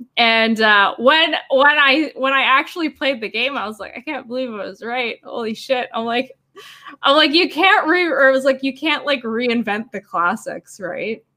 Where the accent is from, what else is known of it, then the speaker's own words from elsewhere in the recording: Canada; I'm Canadian.